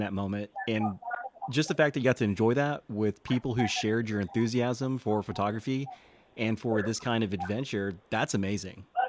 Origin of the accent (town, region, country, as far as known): Texas, United States